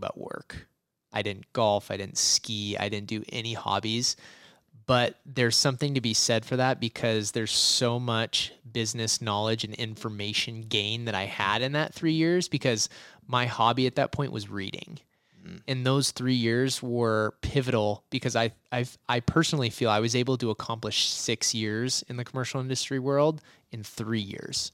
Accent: Boise, Idaho, United States; I was born in Boise, Idaho, and I never left

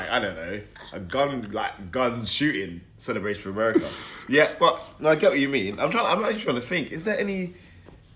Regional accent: England, United Kingdom; us English, like as English fans, as like living here

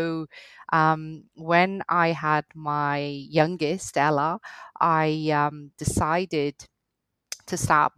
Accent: Cardiff, Wales, United Kingdom; accent: hybrid Welsh-Scottish; also born or lived in Scotland; I started off, I grew up in Wales, in Cardiff to be specific. I did my law degree in Scotland, hence the accent, hybrid accent. You notice the Welsh when I've had a few wines.

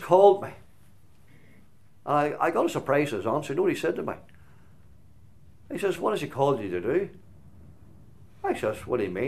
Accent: Glenann, Northern Ireland, United Kingdom; there's a wee hall in our village in Glenann called Glenann. I'm from Glenann

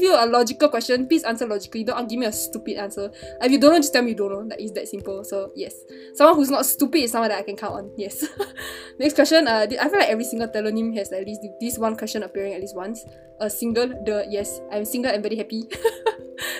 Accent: Singapore; I'm obviously from Singapore

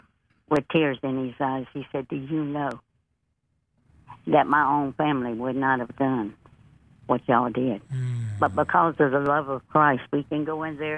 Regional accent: Reddick, Florida, United States; moved away; also born or lived in Gulfport, Mississippi; I was born and raised in the great state of Florida, a small town, population

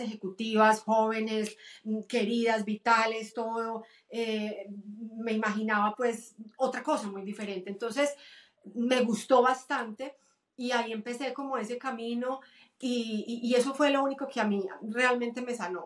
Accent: Medellín, Antioquia, Colombia; moved away as an adult; also born or lived in Cúcuta, Colombia; now in United States; Mis papás se conocieron allá, los dos son de Medellín, toda mi familia es de Medellín, me cría en Medellín

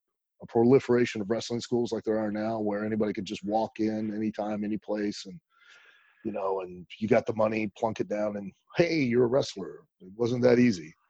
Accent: Northwest Ohio, United States; now in Louisville, United States; I grew up in Ohio, in Northwest Ohio.

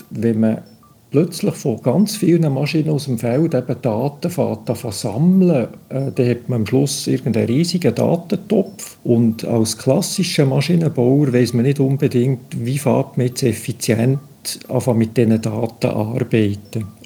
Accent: Bern, Switzerland; dass ich als Berner, der etwa halb so schnell reden, deutlich mehr Zeit werde brauchen

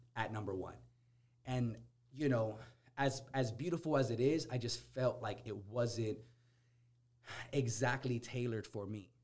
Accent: Corona, United States; growing up in Corona, I could I could tell you there's very very few people that know how to dance bachata y salsa.

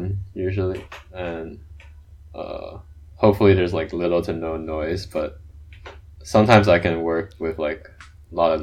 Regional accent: Shanghai, China; moved away; I grew up in Shanghai, China

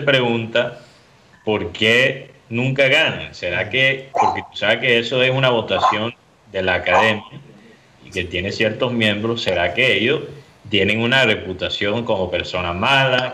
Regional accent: Miami, Florida, United States; yo soy de Miami. Entonces yo puedo hablar mal de Miami

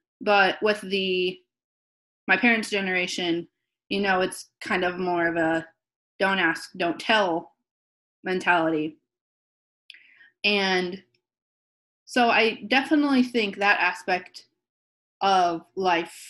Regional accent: Southern Illinois, United States; I grew up in Southern Illinois in a pretty conservative area

